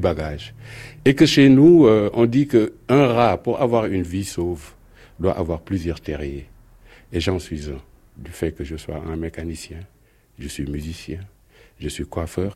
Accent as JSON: {"language": "French", "country": "Senegal", "tie": "born or raised there", "moved": "as an adult", "lives_now": "Paris, France", "said": "j'ai commencé à bricoler étant très jeune au Sénégal où je suis né et grandi."}